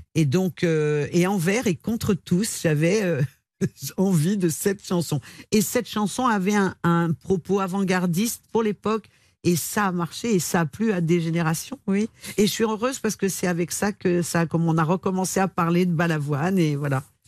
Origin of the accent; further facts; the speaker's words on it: Lyon, Auvergne-Rhône-Alpes, France; je viens de Lyon